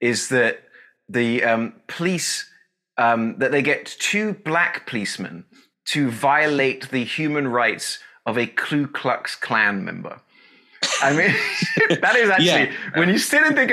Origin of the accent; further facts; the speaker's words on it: United Kingdom; moved away; As a British guy